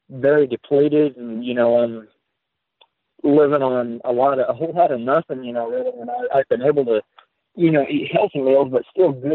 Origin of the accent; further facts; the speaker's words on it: United States; I was born and raised in America, but man, I feel like I grew up in two different worlds